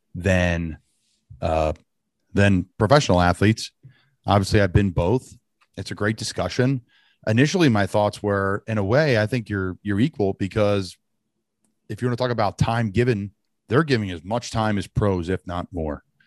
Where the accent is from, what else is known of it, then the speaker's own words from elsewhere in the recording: Doylestown, Pennsylvania, United States; Doylestown, Bucks County, Pennsylvania, my hometown